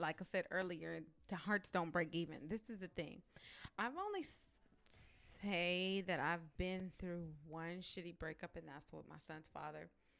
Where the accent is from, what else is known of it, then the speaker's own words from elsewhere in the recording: San Diego, California, United States; Okay. Oh, I'm from San Diego.